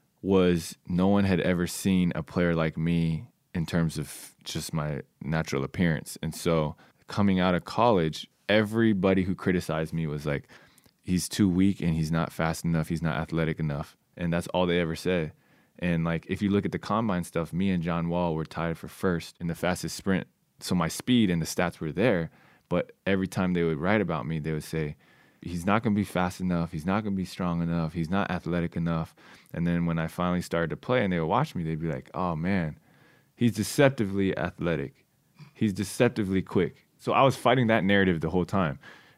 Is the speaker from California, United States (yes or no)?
yes; California, United States; And I was like, yep, I'm going back home. I'm playing for the Warriors. Yeah. It's my hometown team.